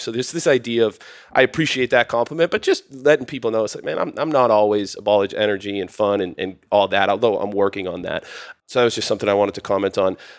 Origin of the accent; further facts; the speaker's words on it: outside of Boston, Massachusetts, United States; moved away as an adult; now in Austin, United States; I come from Boston, Massachusetts, a little outside of Boston, Mass